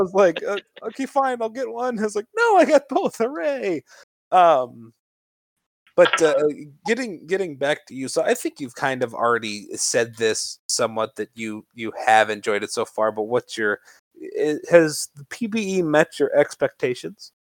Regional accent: Chicagoland area, Illinois, United States; I'm from the Chicagoland area

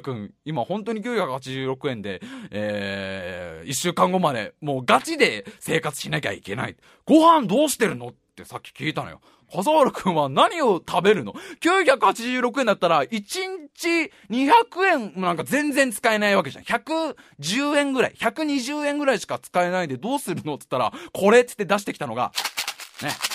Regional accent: Tokorozawa, Saitama, Japan; also born or lived in Tokyo; 東京都に生まれましてね、ね、そのすぐ後に埼玉県に、えー、運ばれて、運ばれて、 すぐ埼玉県に移り住んで、そこの埼玉で

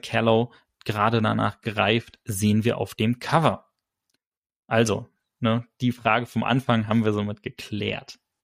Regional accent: Germany; wir als Deutsche

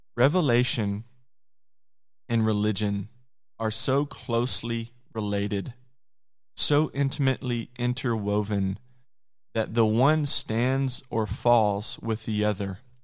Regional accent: Conway, Arkansas, United States; I'm from Conway, Arkansas

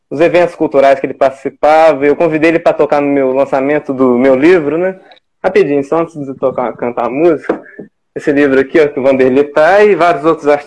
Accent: Ouro Preto, Minas Gerais, Brazil; born there; Eu tô aqui Falando de Minas Gerais, né? Ouro Preto. Uma alegria imensa, né? Eu nasci aqui em Ouro Preto, agora estou morando aqui mesmo, já há dois anos

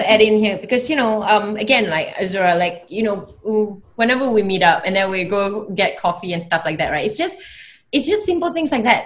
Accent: Australia; moved away; I grew up in Australia for like 10 years

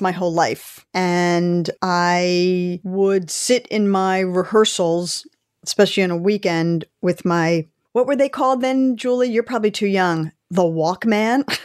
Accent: Philadelphia, Pennsylvania, United States; I grew up in Philadelphia, so we had season tickets to the Philadelphia Eagles

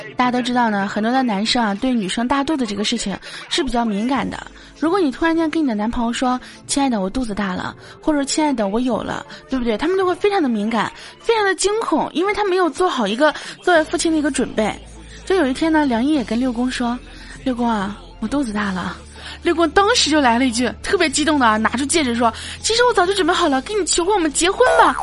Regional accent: Baoding, Hebei, China; 大家都知道我是保定的

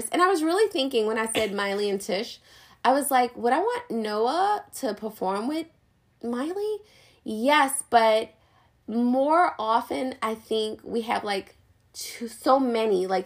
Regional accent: New Orleans, Louisiana, United States; I mean, I'm from New Orleans.

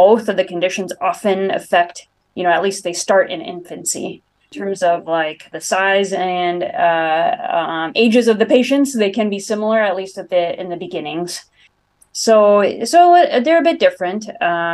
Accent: Bay Area, California, United States; moved away as an adult; now in Rochester, United States; I'm originally a Californian from the Bay Area, came out to Mayo

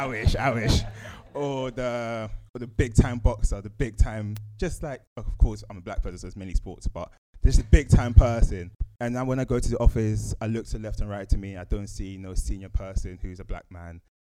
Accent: Woolwich, London, United Kingdom; I come from a space where I come from Woolwich, South East London.

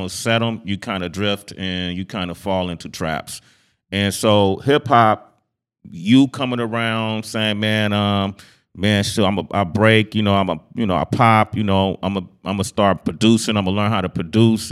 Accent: Oakland, California, United States; growing up in Oakland

